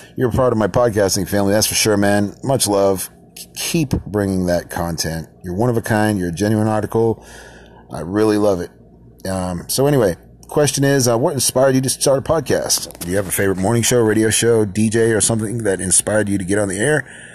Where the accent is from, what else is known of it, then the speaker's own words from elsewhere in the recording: Lowell, Massachusetts, United States; also born or lived in the South (US); now in the South, United States; I'm from Lowell, Massachusetts myself.